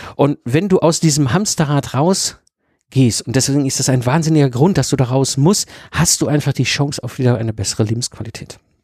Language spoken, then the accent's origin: German; Ruhr area, North Rhine-Westphalia, Germany; ich bin ein Kind des Ruhrpots, ich bin zwischen Kohle und Stahl groß geworden